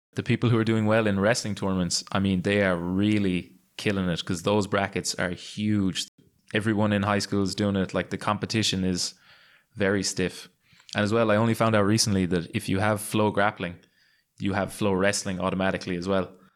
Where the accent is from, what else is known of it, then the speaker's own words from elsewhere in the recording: Limerick, Munster, Ireland; my hometown in Limerick in Ireland